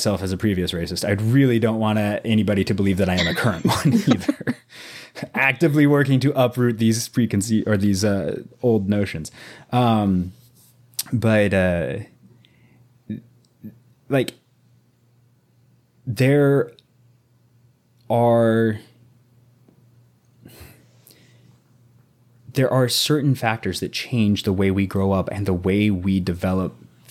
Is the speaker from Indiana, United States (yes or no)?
no; Southwest Missouri, United States; I was like 13, 14, very young, growing up in Southwest Missouri